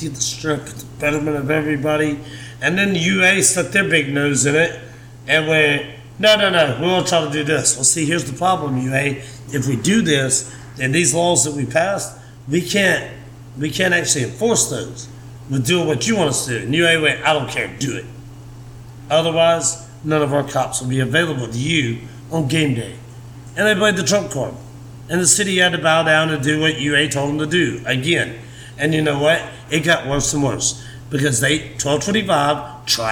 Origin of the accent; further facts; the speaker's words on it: Meridian, Mississippi, United States; now in Tuscaloosa, United States; I grew up in Meridian, Mississippi.